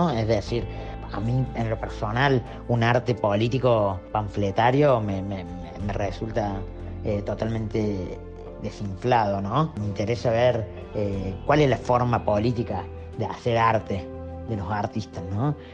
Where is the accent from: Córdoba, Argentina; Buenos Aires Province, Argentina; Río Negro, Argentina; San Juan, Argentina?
Córdoba, Argentina; soy artista y de Córdoba. Tengo 32 años